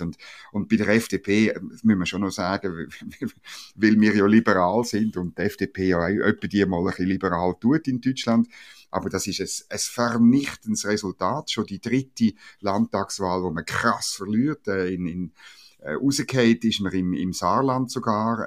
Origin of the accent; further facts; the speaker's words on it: Switzerland; als Schweizer